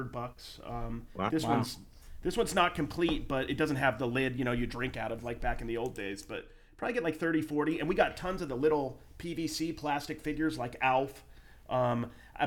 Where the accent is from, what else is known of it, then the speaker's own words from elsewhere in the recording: Utah, United States; now in Las Vegas, United States; I'm from Utah